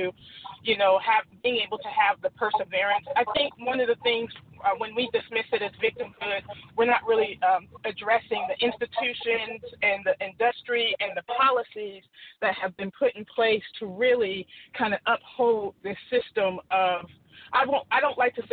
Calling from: California, United States; I'm calling from California

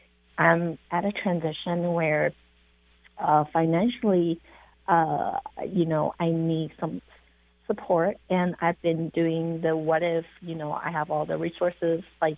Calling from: California, United States; I'm calling from California.

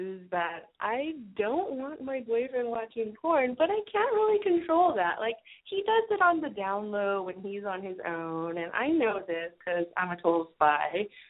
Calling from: Los Angeles, California, United States; I'm in Los Angeles.

